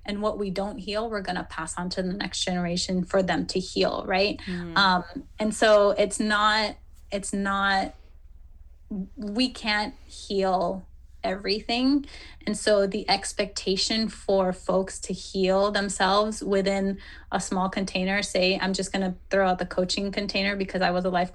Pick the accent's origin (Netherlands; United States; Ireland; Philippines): Philippines; I'm Filipina, I'm Asian